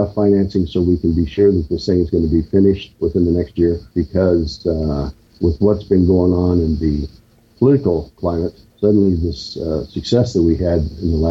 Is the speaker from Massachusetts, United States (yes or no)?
no; half an hour from Lawrence, Kansas, United States; Lawrence, Kansas, just a half hour from my hometown